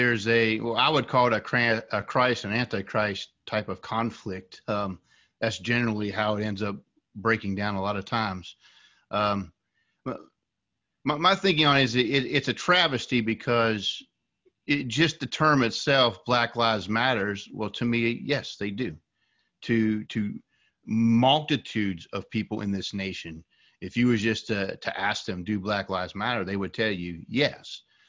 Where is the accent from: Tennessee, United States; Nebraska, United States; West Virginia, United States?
West Virginia, United States; Originally, I'm from West Virginia.